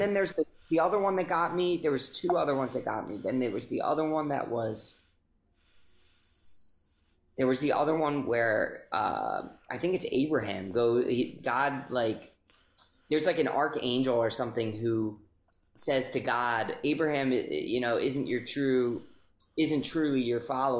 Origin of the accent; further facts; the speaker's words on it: United States; I grew up in America just like you did